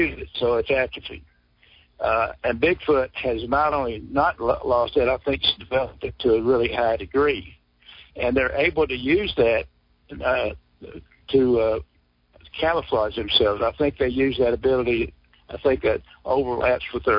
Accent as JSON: {"language": "English", "town": "Sour Lake", "region": "Texas", "country": "United States", "tie": "born or raised there", "said": "my hometown of Sour Lake"}